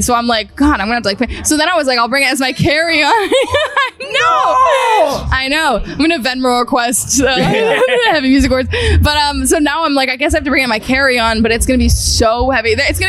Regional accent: Massachusetts, United States; outside of Boston.

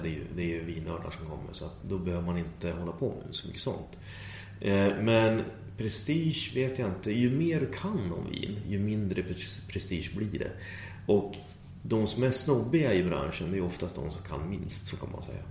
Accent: Sweden; jag är den enda svensken

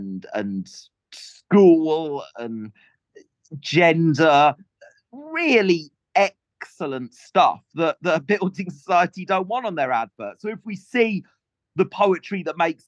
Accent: Welsh countryside, Wales, United Kingdom; I grew up in the Welsh countryside

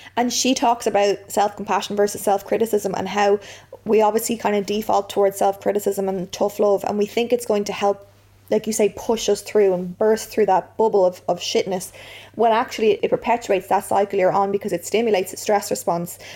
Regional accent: Ireland; being Irish

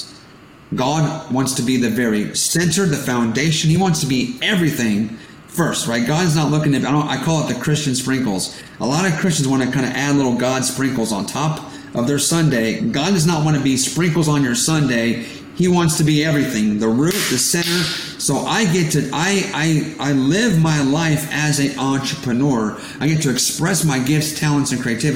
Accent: California, United States; I was born in California, born in America, but my parents are immigrants from Portugal

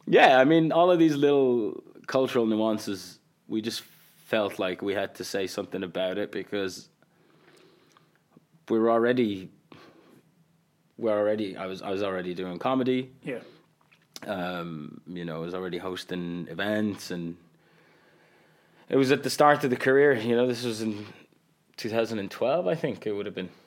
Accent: Qatar; English is a second language; Like I grew up telling people I come from Qatar, they had no idea what it was.

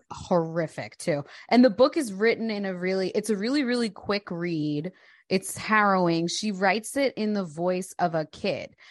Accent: Delaware County, outside Philadelphia, Pennsylvania, United States; I grew up in Delco

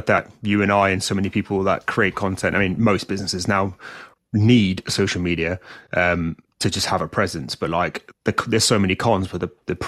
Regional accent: South Africa; now in United Kingdom; I grew up in South Africa, so I had a slightly different view of society.

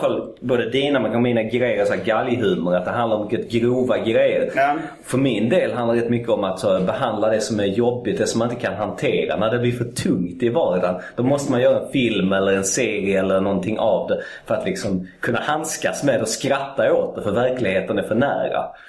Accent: Malmö, Skåne, Sweden; Jag är född i Malmö

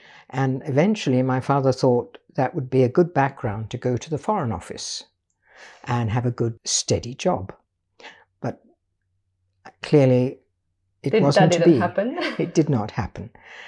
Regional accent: Lisbon, Portugal; also born or lived in United Kingdom; I was born in Britain of an Irish father and a Welsh mother. And when I was 2 years old, they decided to start a new life in Portugal. So I grew up in just in a small village outside Lisbon, a very poor village

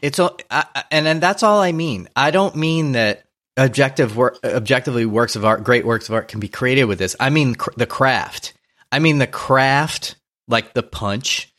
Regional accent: New Orleans, Louisiana, United States; now in Los Angeles, United States; I grew up in New Orleans

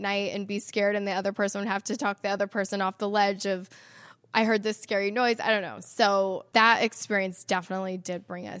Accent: Salt Lake City, Utah, United States; I love that I get to call Salt Lake City my home. It's so beautiful here.

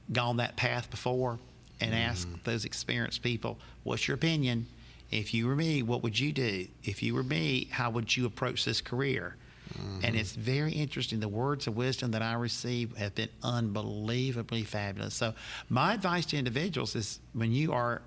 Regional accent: Charlotte, North Carolina, United States; I was born and raised in Charlotte, North Carolina

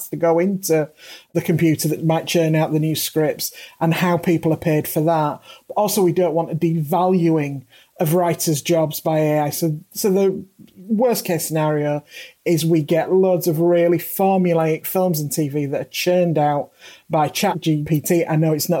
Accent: United Kingdom; as a British writer working in the British system

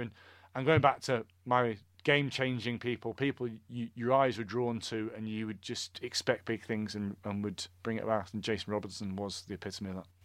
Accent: Scotland, United Kingdom; as a Scotsman who loves Scottish rugby

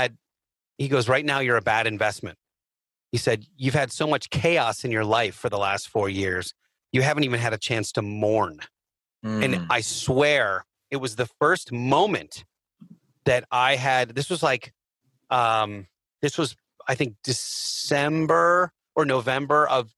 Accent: Philadelphia, Pennsylvania, United States; I'm from Philly

